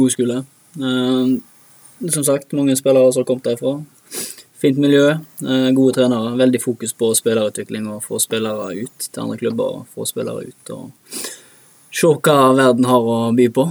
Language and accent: Norwegian; Bremnes, Vestland, Norway; Og så begynte jeg bare med organisert idrett når sånn fem-seks alderen, i Bremnes idrettslag